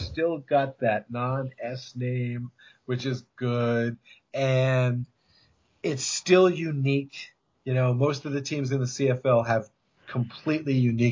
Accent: United States; I'm an American

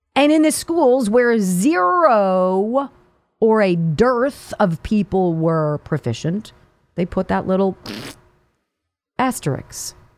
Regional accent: California, United States; moved away; I'm from California. I grew up in California

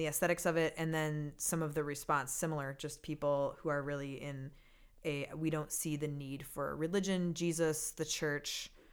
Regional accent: Minneapolis, Minnesota, United States; I'm a Minnesota girl

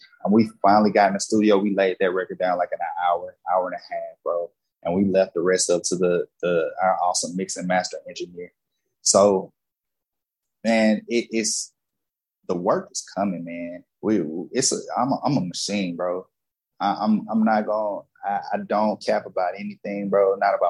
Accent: the Bible Belt, United States; I grew up in the Bible Belt, man.

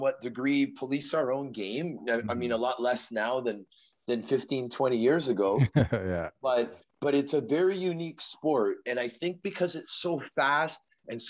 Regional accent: Toronto, Ontario, Canada; also born or lived in Vancouver, Canada; So I was born in Vancouver on the west coast of Canada. And my family moved to Toronto when I was 6 years old. So okay. I had a short part of my upbringing in Van City, but the majority of my upbringing was in Scarborough, a suburb of Toronto

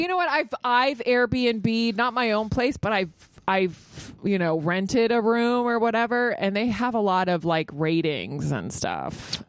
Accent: Virginia, United States; now in New York, United States; I grew up in Virginia, so you have to have a car.

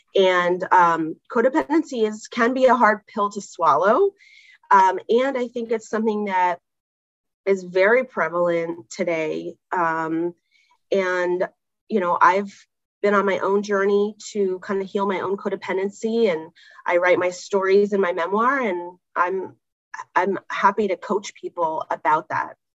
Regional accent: California, United States; now in New York, United States; grew up in California

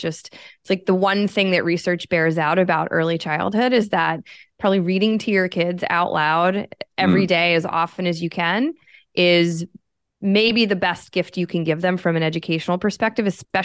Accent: Pennsylvania, United States; born there; I was born in Pennsylvania. My whole family is kind of from that area.

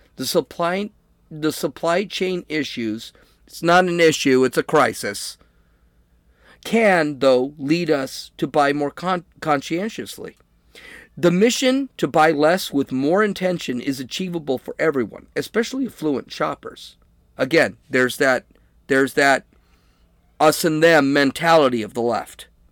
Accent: United States; I'm an American

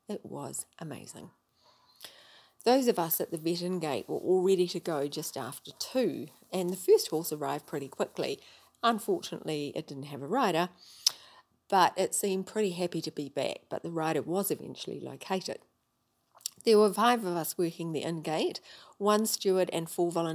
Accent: New Zealand; I'm from New Zealand.

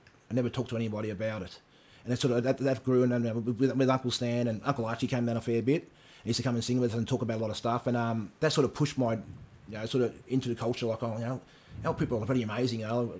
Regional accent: Mornington Peninsula, Victoria, Australia; I grew up down here in the Monash Peninsula. Me and my sisters were the only Aboriginals in the whole peninsula.

